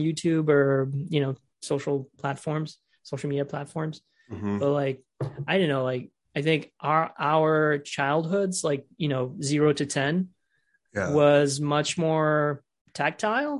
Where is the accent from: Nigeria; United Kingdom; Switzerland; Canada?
Switzerland; moved away; I grew up in Switzerland, which is filled with mountains and hills and stuff.